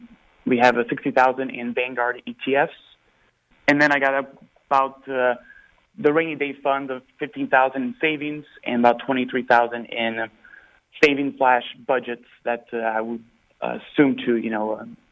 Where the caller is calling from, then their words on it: Houston, Texas, United States; I'm from Houston.